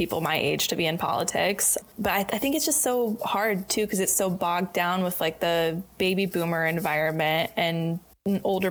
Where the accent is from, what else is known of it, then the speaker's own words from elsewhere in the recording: Michigan, United States; accent: Michigan; moved away; when I go home, people say that I sound different, just right. like my little Michigan accent